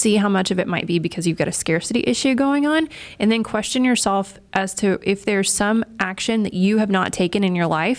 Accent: East Texas, United States; I'm from East Texas

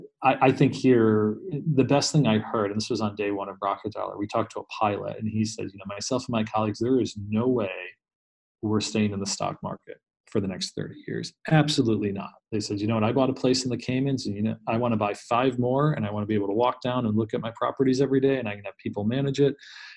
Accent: Northeast, United States; I grew up in the Northeast. It's a pretty heavy top-down culture, you know, from just generational to religion to everything else.

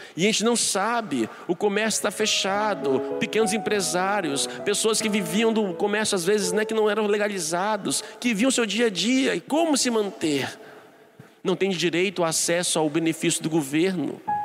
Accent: Brazil; como nós brasileiros, como nós somos

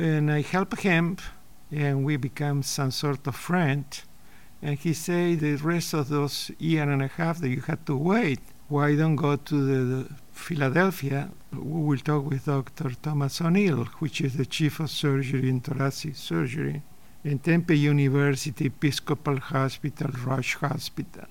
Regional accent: Buenos Aires, Argentina; English is a second language; moved away as an adult; also born or lived in Paris / Providence; now in United States; I came from Buenos Aires, and I came to this country by accident

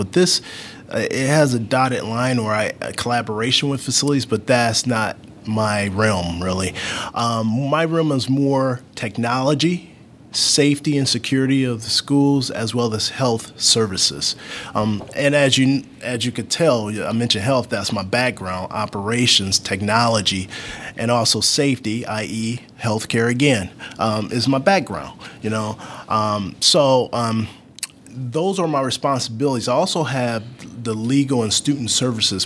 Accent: Cleveland, Ohio, United States; moved away as an adult; also born or lived in Indianapolis, Indiana; now in Fishers, United States; I moved to Indianapolis in 2009. I'm originally from Cleveland, Ohio

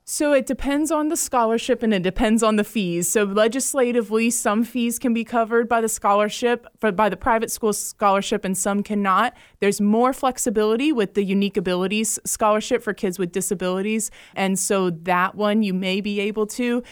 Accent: Jacksonville, Florida, United States; I'm from Jacksonville, Florida, and I went to Catholic school up there. I'm a graduate of Bishop Kenny High School

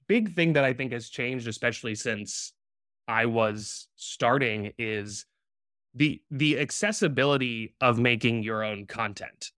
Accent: Providence, Rhode Island, United States; moved away as an adult; now in New York, United States; I was born and raised in Providence, Rhode Island

